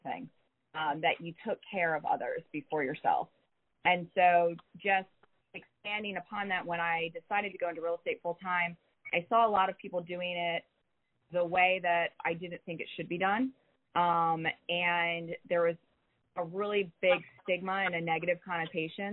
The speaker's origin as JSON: {"language": "English", "region": "Southern California", "country": "United States", "moved": "yes", "lives_now": "Charlotte, United States", "said": "I'm also a transplant, although I'm from the other coast. I'm actually from Southern California"}